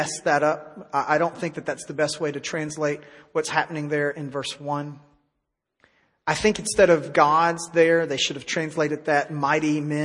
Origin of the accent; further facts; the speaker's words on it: Tennessee, United States; now in Texas, United States; my home state of Tennessee